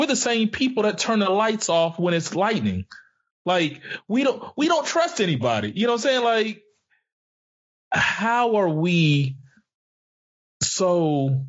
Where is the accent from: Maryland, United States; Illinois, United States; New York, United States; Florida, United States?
Florida, United States; Pensacola; I pray for my hometown. I pray for Pensacola.